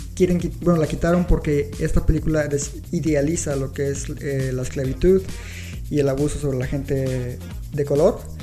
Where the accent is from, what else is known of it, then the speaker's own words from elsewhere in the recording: Mexico; uno como mexicano